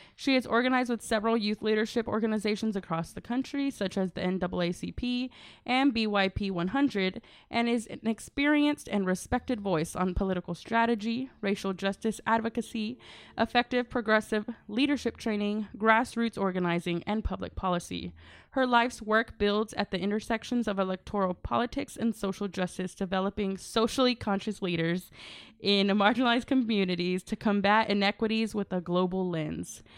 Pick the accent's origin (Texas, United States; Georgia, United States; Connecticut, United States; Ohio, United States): Texas, United States; Grand Prairie; I'm from Grand Prairie. I claim Grand Prairie.